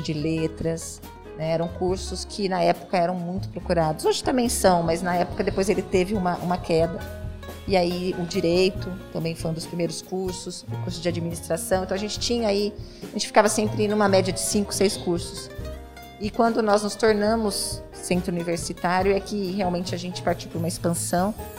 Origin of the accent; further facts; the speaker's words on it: Presidente Prudente, São Paulo, Brazil; eu nasci, fui criada aqui na Vila Furquim.